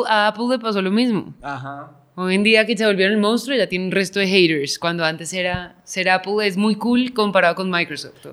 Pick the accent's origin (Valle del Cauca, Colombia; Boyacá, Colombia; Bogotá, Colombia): Bogotá, Colombia; yo crecí afuera, en Bogotá